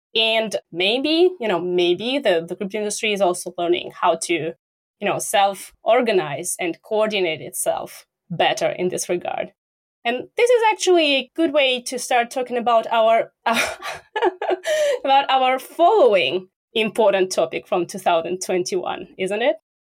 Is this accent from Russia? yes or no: yes; Russia; I'm from Russia